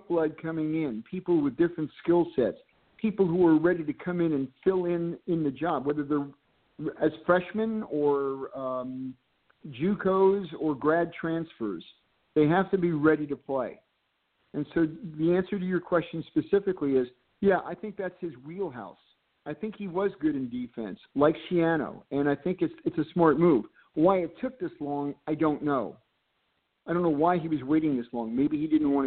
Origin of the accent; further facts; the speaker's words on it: Bloomfield, New Jersey, United States; my hometown of Bloomfield